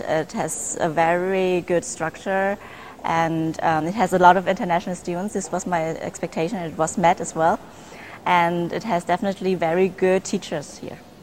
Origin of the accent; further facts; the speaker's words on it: Germany; moved away as an adult; also born or lived in Vietnam / Dortmund, Germany; now in Grenoble, France; I was born in Vietnam but grew up in Germany